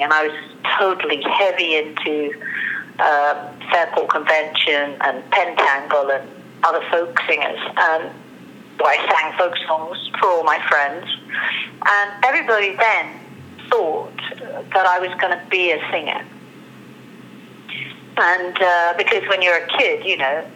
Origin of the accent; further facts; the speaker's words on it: London, United Kingdom; I was born in London, my parents got divorced.